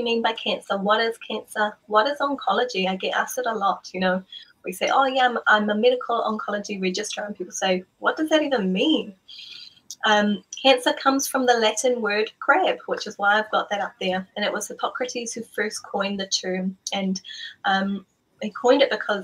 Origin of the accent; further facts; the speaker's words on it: Malua, Samoa; moved away; we grew up in Malua, as he was the principal of Malua Theological College for a number of years.